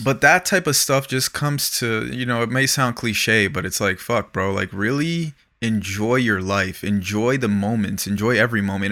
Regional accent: Broward County, South Florida, United States; now in Los Angeles, United States; I'm from South Florida. I'm from Broward County

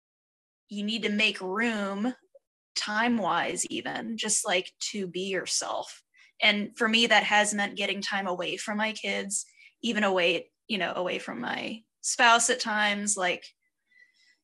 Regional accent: United States; being an American

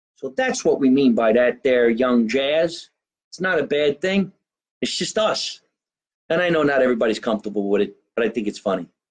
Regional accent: New Jersey, United States; also born or lived in California; when I was growing up here in New Jersey, my mother is from Italy

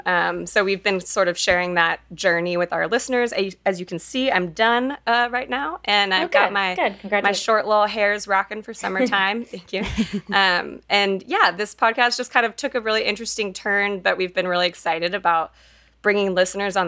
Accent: Fort Worth, Texas, United States; now in Denver, United States; Monica and I grew up in Texas in Fort Worth.

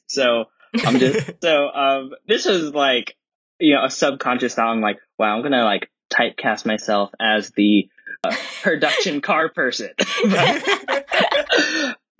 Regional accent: Santa Clarita, California, United States; I grew up in Santa Clarita, which is, you know, isn't too far from, you know, Burbank, Glendale and everything

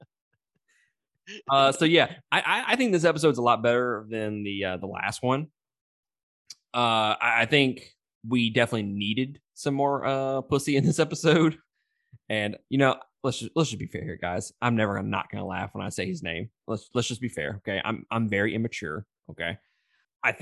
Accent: Mississippi, United States; I'm from Mississippi

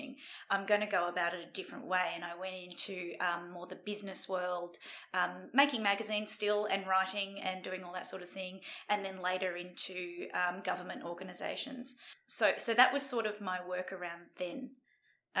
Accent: Sydney, New South Wales, Australia; I grew up in the Sydney suburbs, and it was a pretty ordinary childhood

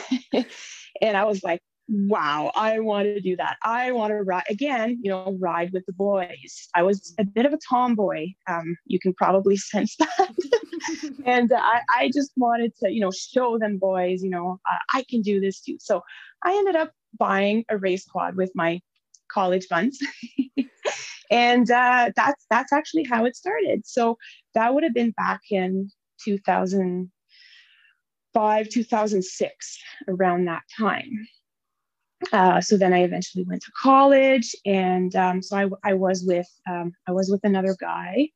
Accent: Noelville, Ontario, Canada; now in Temagami, Canada; I come from originally from the French River area in Ontario, um, small town called Noelville. So I grew up there again, population maybe 500

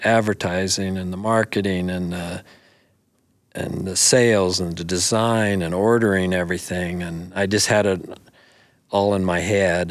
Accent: Buffalo, Wyoming, United States; also born or lived in Sheridan, Wyoming; Buffalo, you know, for, for years was my hometown

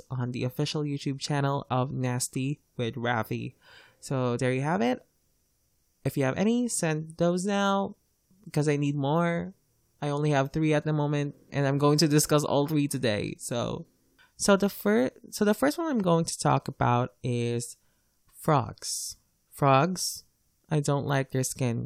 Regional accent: Philippines; English is a second language; As a Filipino, I'm lucky to be taught English because English is our second official language here.

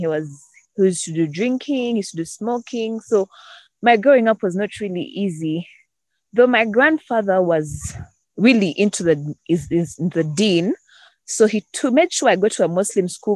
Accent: Uganda; I am from Uganda.

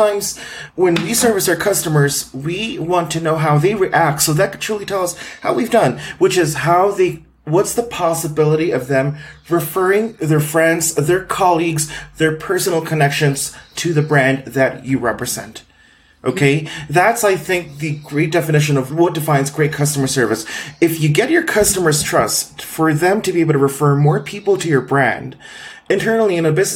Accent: Philippines; moved away as an adult; now in Guadalajara, Mexico; I was born in the Philippines and I lived in many places in the Philippines from the southern region to the northern region. I'm now living in Mexico. I'm an immigrant here

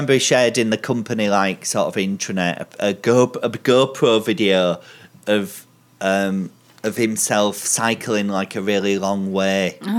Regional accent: Bradford, Yorkshire and the Humber, United Kingdom; moved away; We're from Bradford City Centre.

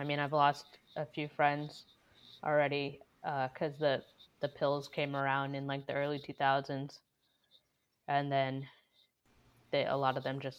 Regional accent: Massachusetts, United States; now in New Hampshire, United States; I'm from Massachusetts originally.

